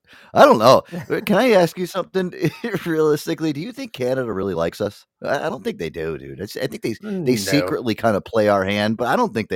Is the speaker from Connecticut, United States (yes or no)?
yes; Connecticut, United States; I'm from Connecticut